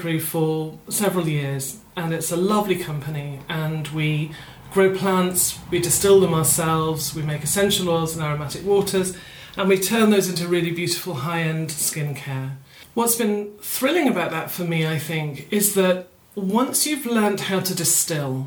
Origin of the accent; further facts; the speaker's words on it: Fife, Scotland, United Kingdom; where I grew up was in Fife in Scotland